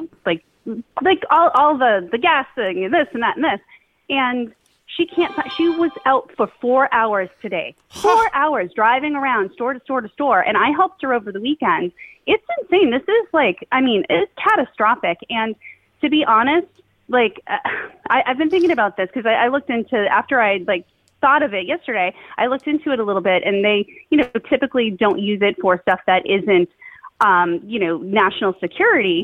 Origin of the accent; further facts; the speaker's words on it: Somerville, Massachusetts, United States; now in Winchester, United States; I grew up in Somerville